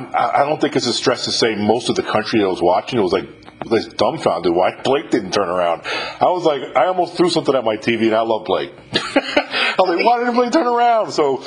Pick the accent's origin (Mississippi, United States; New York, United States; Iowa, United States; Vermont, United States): Mississippi, United States; Brandon; also born or lived in Puckett, Mississippi; I'm from Brandon, Mississippi.